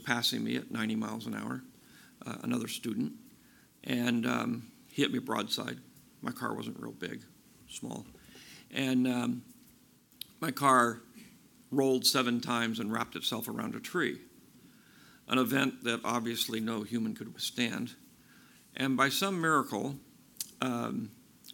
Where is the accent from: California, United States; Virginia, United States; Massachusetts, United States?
California, United States; Bay Area; This is my hometown. This is where I grew up. I grew up about 50, 60 miles east of here, and the Bay Area has always been where I live